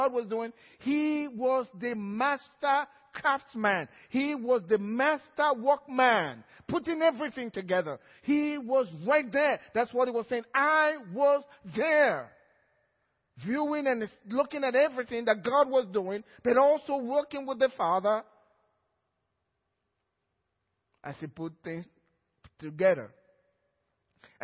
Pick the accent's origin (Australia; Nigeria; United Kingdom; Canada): Nigeria; now in Cypress, United States